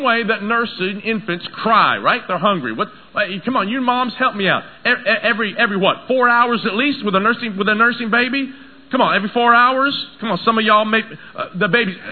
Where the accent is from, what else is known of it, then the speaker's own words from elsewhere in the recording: Tennessee, United States; moved away; I grew up in Tennessee